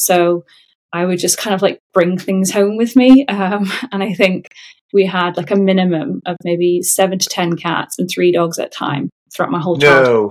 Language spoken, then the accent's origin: English; Qatar; also born or lived in England, United Kingdom; So I was born in England, but my parents had met and lived in the Middle East in Qatar. So at 6 weeks old, I then went to Qatar with them.